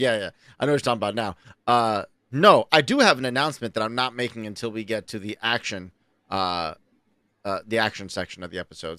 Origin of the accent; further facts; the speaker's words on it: New York, United States; I'm a New Yorker